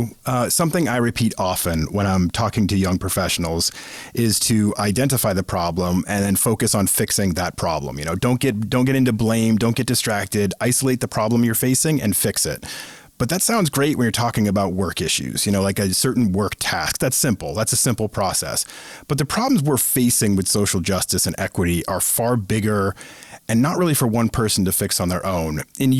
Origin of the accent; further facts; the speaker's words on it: Massachusetts, United States; I grew up in Massachusetts.